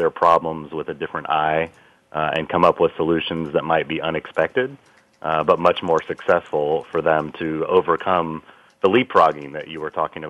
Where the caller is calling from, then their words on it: Dublin, California, United States; I'm calling in from the Bay Area in California in a small town called Dublin, not the one in Ireland.